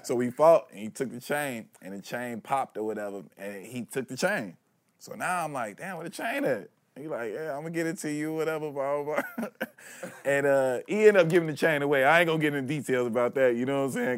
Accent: Chicago, Illinois, United States; moved away; also born or lived in Los Angeles; I'm from Chicago. I'm not even from L A.

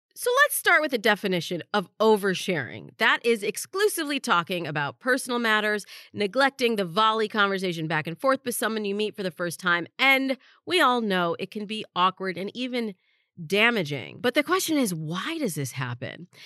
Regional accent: Los Angeles, California, United States; also born or lived in East Lansing, Michigan; my hometown of Los Angeles

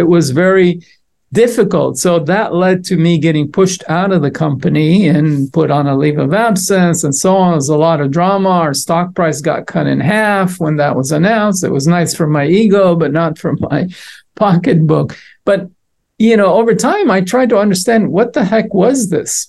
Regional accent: Israel; moved away; I was born and raised in Israel

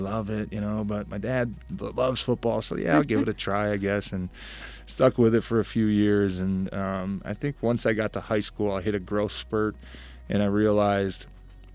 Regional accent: Ferndale, Michigan, United States; I grew up in Ferndale, Michigan

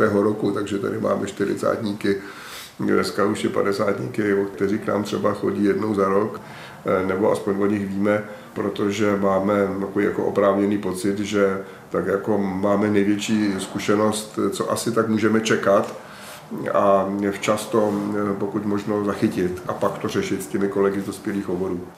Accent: České Budějovice, South Bohemian Region, Czechia; Já jsem prožil své dětství v Havličkové kolonii, což je prostě to nejlepší, co se člověku v Budějovicích, myslím, může stát

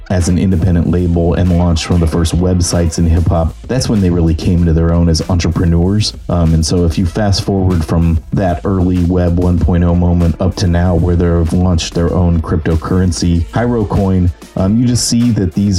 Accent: Bay Area, California, United States; I'm from the Bay Area of California

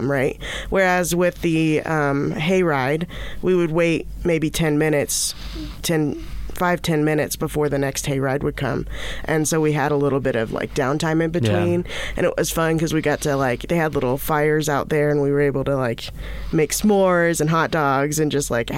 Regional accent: Indiana, United States; moved away; I'm from Indiana

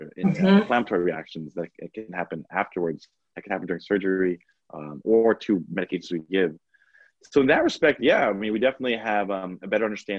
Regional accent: Long Island, New York, United States; also born or lived in Washington, D.C.; I'm from New York. I grew up, born and raised in Long Island, in New York.

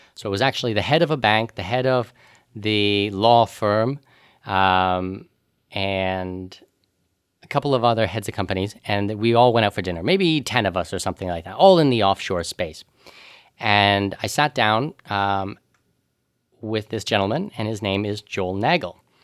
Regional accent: Canada; moved away; also born or lived in Panama / Middle East; as a Canadian, I'm a non-resident of Canada

